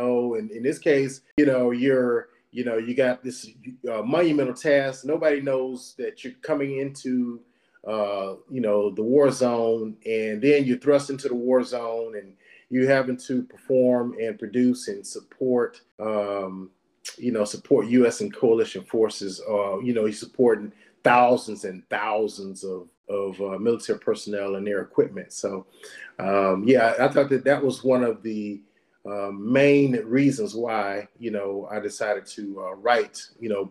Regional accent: Butler, Alabama, United States; also born or lived in Meridian, Mississippi; I was born in Meridian, but you know, formative years were spent in a little small area in Alabama called Choctaw County, Butler, Alabama

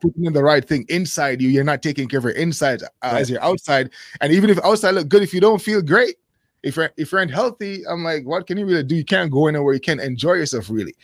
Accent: Jamaica; moved away as an adult; now in Japan; I grew up in Jamaica

